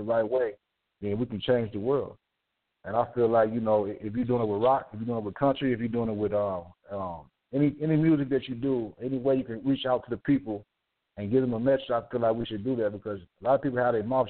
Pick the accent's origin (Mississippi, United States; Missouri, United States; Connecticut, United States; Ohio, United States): Ohio, United States; Toledo; I'm from Toledo, Ohio.